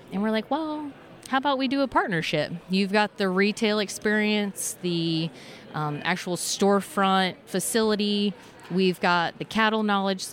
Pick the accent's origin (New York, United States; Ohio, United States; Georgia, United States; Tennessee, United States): Ohio, United States; Hillsboro; from Hillsboro, Ohio. My family owns and operates Maple Crest Farms